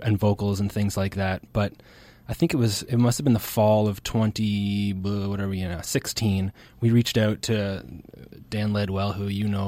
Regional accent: Ontario, Canada; now in Nova Scotia, Canada; I was born in Ontario

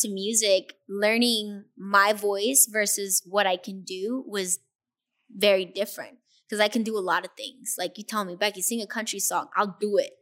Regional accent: Inglewood, California, United States; also born or lived in Hawthorne; growing up in Inglewood and knowing the struggle

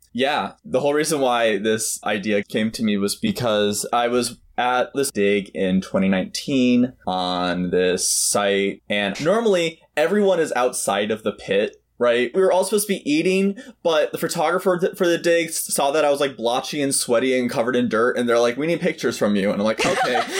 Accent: Milwaukee, Wisconsin, United States; I am from Milwaukee, Wisconsin.

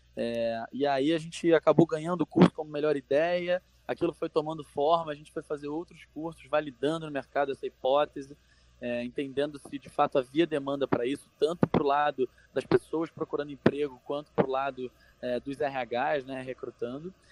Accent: Rio de Janeiro, Brazil; moved away as an adult; now in São Paulo, Brazil; sou carioca, hoje moro aqui em São Paulo

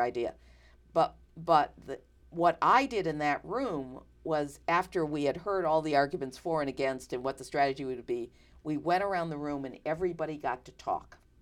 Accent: New York, United States; moved away; I come from New York

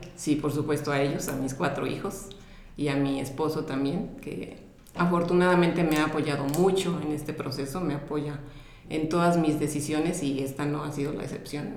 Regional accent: Mexico; soy de México

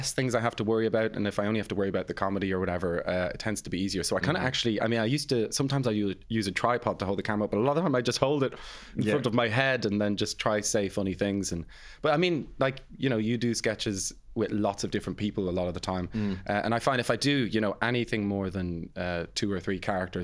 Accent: Ireland; also born or lived in England; they actually had us in England, but we moved here when I was about four or something like that, so it's German in the household, but then growing up in Ireland.

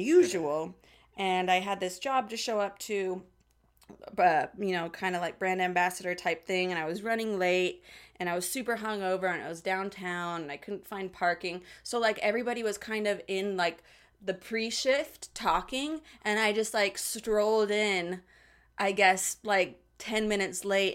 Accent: Salt Lake City, Utah, United States; moved away as an adult; also born or lived in Hollywood; now in Los Angeles, United States; the great town of Salt Lake City, Utah

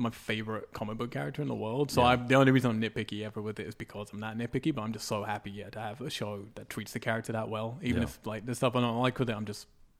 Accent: England, United Kingdom; I'm English.

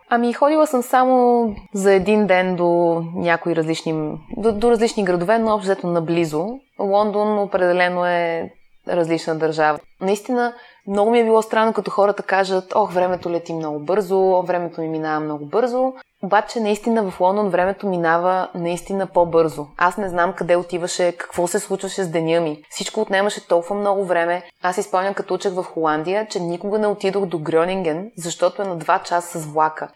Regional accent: Bulgaria; moved away as an adult; also born or lived in Netherlands / Madrid, Spain / England; сме от България

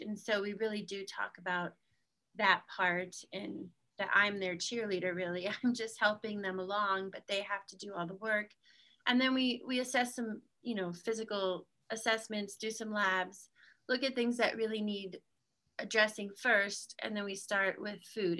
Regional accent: Utah, United States; I'm from Utah

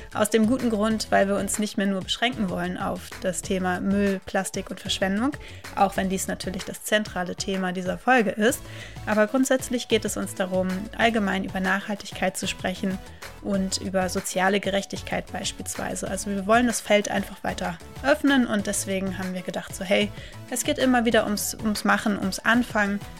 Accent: Hamburg, Germany; Ich komme ja aus Hamburg

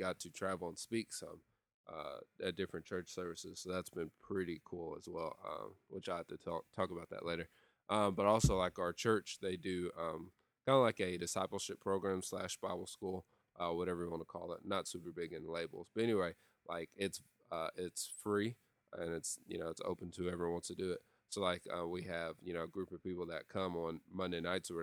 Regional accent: Lexington, Tennessee, United States; moved away; when I pull into my hometown, there is two songs that I play every time, kind of like as a theme song as I'm driving into Lexington, Tennessee.

